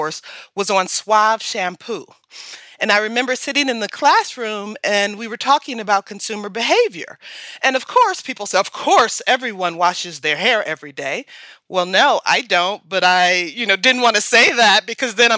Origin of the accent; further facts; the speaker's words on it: Detroit, Michigan, United States; I'm from Detroit